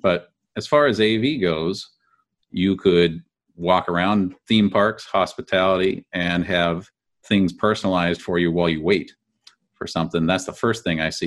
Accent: California, United States; Being a Californian

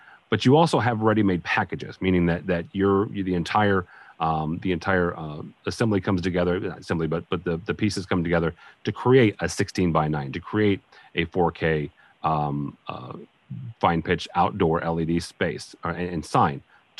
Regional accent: St. Louis, Missouri, United States; Again, I'm from the St. Louis, you know, area, and so we have a fair number of bus shelters

